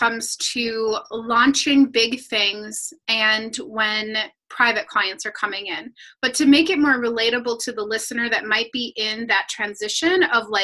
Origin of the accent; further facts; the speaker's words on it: Minnesota, United States; I'm from Minnesota, land of 10,000 lakes